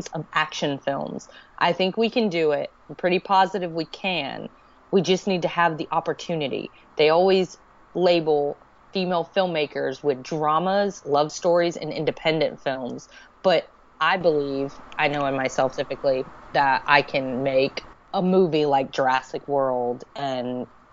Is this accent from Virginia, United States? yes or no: no; Alexandria, Louisiana, United States; I was born in Alexandria, Louisiana. I was raised by my father until he met my stepmother